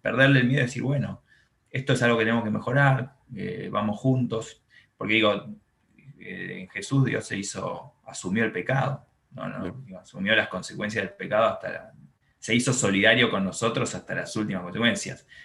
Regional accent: Buenos Aires, Argentina; crecí acá en Buenos Aires, en un barrio eh, muy tranquilo, que se llama Villa Pueyrredón

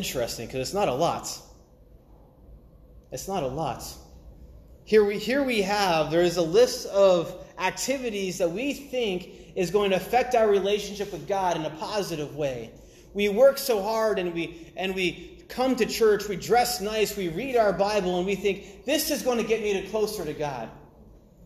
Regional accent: Maine, United States; I'm from the northeast coast. I'm from Maine.

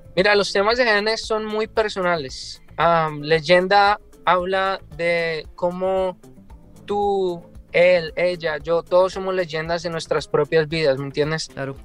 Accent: Colombia; also born or lived in California; now in Seattle, United States; yo soy de Colombia

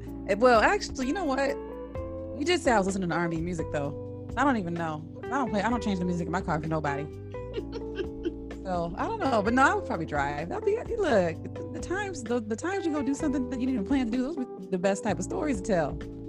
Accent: Washington, United States; also born or lived in Southern California; I moved here when I was like 11, 12. Before that I lived in Southern California. So when people ask where I'm from, I say Washington.

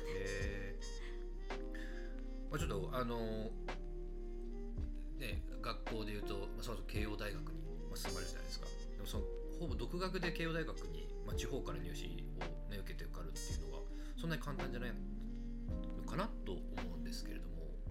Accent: Saitama, Japan; 埼玉出身

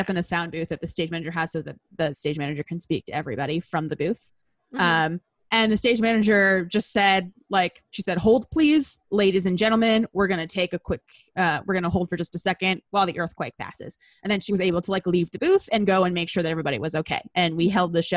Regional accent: Southern California, United States; I was a script assistant at like a big regional theater in my hometown.

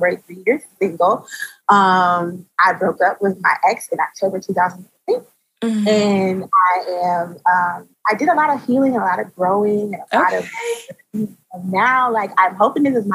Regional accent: Atlanta, Georgia, United States; also born or lived in Tallahassee, Florida; now in Maryland, United States; So I was born in Tallahassee, raised in Atlanta, and am currently maturing here in the DMV

